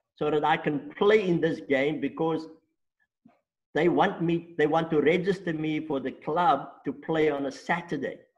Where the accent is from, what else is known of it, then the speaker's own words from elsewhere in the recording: Stellenbosch, Western Cape, South Africa; first language Afrikaans; English is a second language; born and bred in Stellenbosch